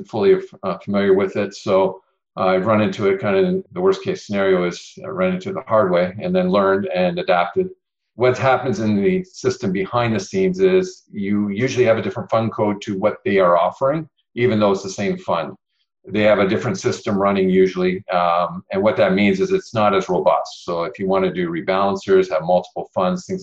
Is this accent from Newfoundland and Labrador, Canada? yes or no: no; Ontario, Canada; I'm from Ontario.